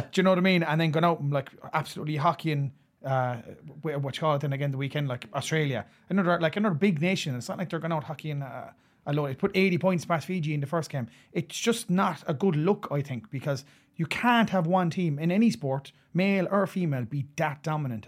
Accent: Ireland; as an Irishman

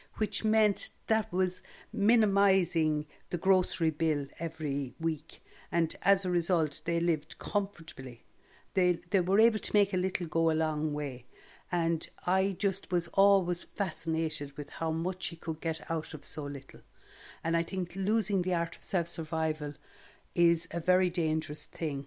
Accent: Stradbally, Leinster, Ireland; growing up in Stradbally

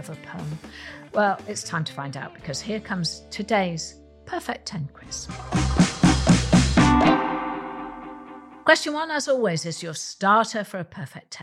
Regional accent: Welsh, Wales, United Kingdom; I am Welsh

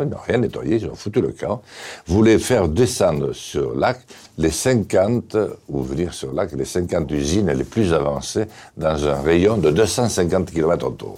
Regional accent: Béarn, Nouvelle-Aquitaine, France; je suis béarnais

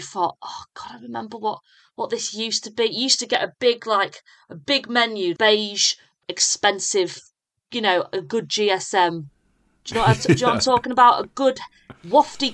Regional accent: Yorkshire and the Humber, United Kingdom; also born or lived in Leeds; I grew up in a very, very small village in North Yorkshire, technically, but my nearest city is Leeds.

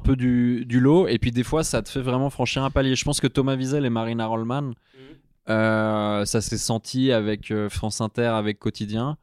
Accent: Switzerland; je suis suisse

